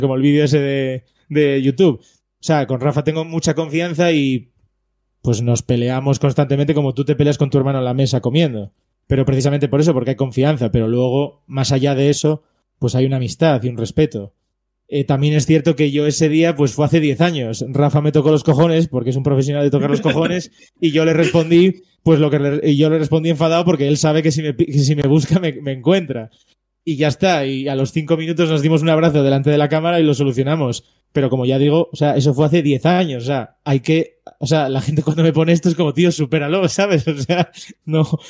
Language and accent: Spanish; Gijón, Asturias, Spain; yo soy asturiano